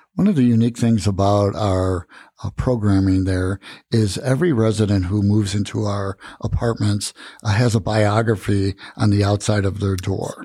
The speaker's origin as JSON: {"language": "English", "town": "Tucson", "region": "Arizona", "country": "United States", "moved": "as an adult", "lives_now": "Prescott, United States", "said": "I come from Tucson, Arizona"}